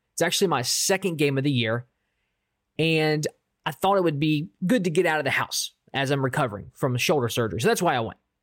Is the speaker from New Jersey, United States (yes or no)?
no; Baltimore, Maryland, United States; I'm from Baltimore